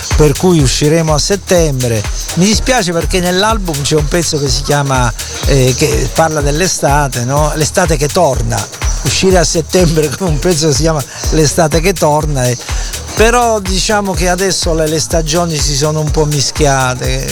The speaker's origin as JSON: {"language": "Italian", "town": "Taranto", "region": "Apulia", "country": "Italy", "said": "Taranto, la mia città, e, essendo io salentino"}